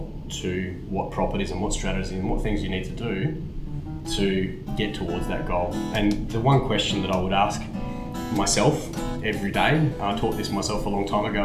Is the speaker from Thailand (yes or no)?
no; Perth, Western Australia, Australia; now in Melbourne, Australia; I grew up in Perth